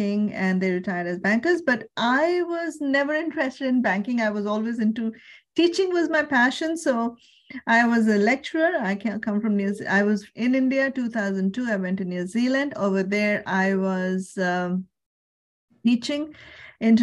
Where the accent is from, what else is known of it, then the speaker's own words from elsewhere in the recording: Surrey, British Columbia, Canada; I am from Surrey, BC, Canada, and I work with financial services